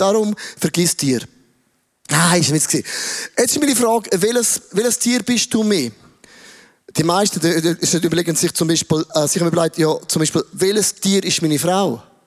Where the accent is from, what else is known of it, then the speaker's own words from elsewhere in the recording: Switzerland; ich bin ein Schweizer